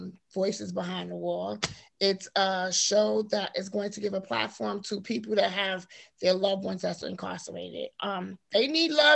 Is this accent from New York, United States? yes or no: yes; New York City, New York, United States; I was born and raised in Harlem, New York. So that's where I'm from